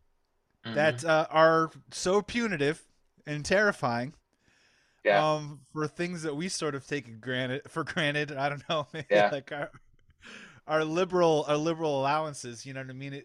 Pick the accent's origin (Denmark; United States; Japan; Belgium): United States; as an American